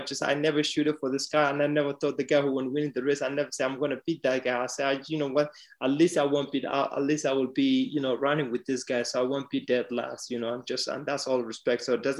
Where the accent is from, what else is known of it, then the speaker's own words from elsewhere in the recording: Mombasa, Mombasa County, Kenya; now in Dublin, Ireland; exactly the same journey, just come from different city, coming from Addis Ababa to Dublin, where I came from Mombasa to Dublin.